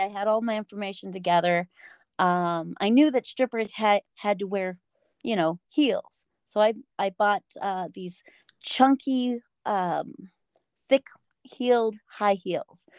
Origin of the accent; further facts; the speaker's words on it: Denver, Colorado, United States; I'm from Denver, Colorado.